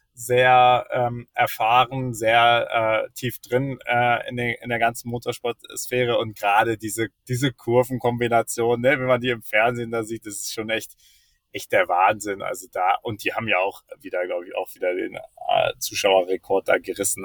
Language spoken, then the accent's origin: German; Germany; als Deutscher